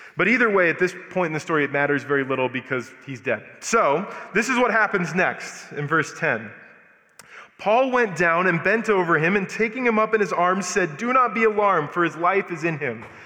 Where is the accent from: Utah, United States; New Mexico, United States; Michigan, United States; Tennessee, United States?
New Mexico, United States; Albuquerque; moved away as an adult; also born or lived in Denver; I'm born and raised in Albuquerque